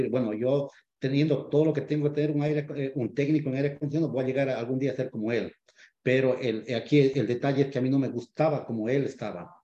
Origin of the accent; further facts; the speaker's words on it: Ecuador; moved away as an adult; now in United States; yo soy de Ecuador. llevo aquí en este país ya 15 años.